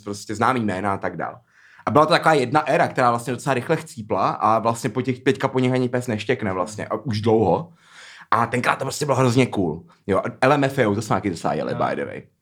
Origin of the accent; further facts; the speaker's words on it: Prague, Czechia; moved away; also born or lived in Tunisia (ancestry); já opět tam přijel jako ten Pražák